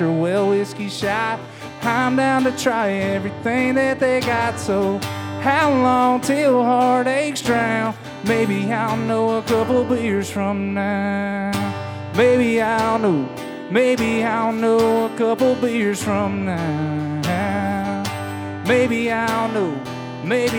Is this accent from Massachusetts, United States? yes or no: no; Cochran, Georgia, United States; I am from Cochran, Georgia